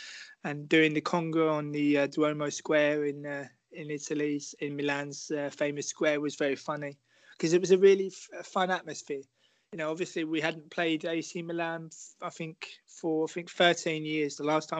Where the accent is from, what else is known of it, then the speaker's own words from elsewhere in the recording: London, United Kingdom; now in Amsterdam, Netherlands; I was born in London. I said, but I emigrated to Amsterdam.